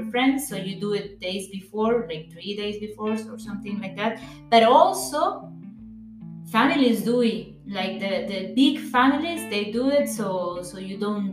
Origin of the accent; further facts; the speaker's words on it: Costa Rica; moved away as an adult; now in Germany; I am from Costa Rica. Right now, I've been living here in Germany already for 2 years